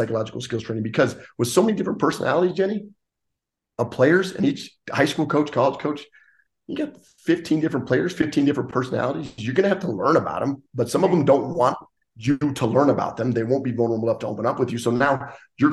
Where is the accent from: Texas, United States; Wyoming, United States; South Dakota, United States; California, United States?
Wyoming, United States; Gillette; I'm from Gillette, Wyoming